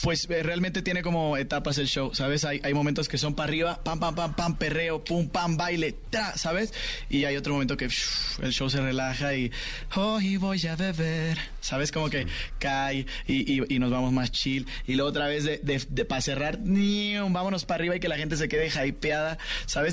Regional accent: Mexico; como mexicanos

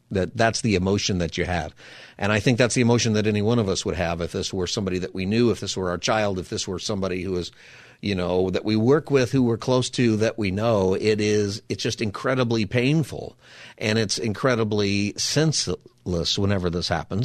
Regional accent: Palmdale, California, United States; I grew up in Palmdale

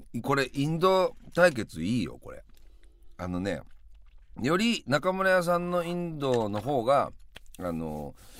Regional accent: Yamanashi, Japan; 田舎でしか育んで、山梨しか知らないおふくろに育てられていた

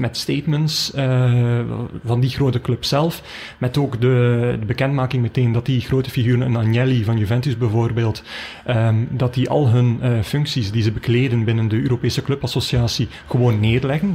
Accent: Belgium; wij als Belgen

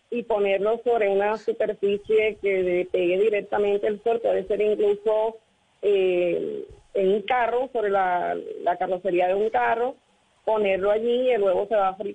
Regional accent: Barranquilla, Atlántico, Colombia; desde Barranquilla.

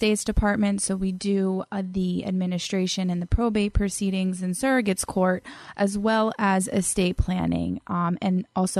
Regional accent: Fort Lauderdale, Florida, United States; moved away as an adult; now in New York, United States; So I'm originally born and raised in Fort Lauderdale, Florida. Came to New York for my undergraduate, where I attended Binghamton University. So I've been in New York now 10 years.

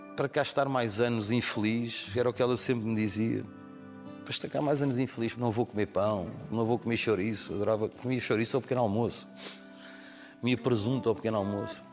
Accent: Amadora, Lisbon, Portugal; Muitos amigos lá na rua são aqueles que cresceram comigo da minha infância, as vidas acabaram por nos separar, mas cada vez que lá vou e que me cruzo com eles, ainda há o mesmo café que era a Ginginha. Nós crescemos naquela rua na Estrada da Damaia.

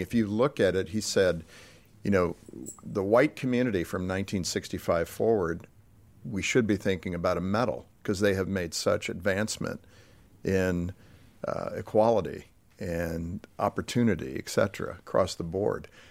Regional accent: Southern California, United States; I was born in Southern California

